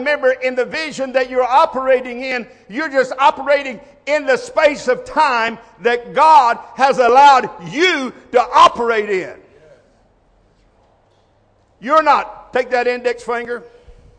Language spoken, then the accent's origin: English; United States; I was born in America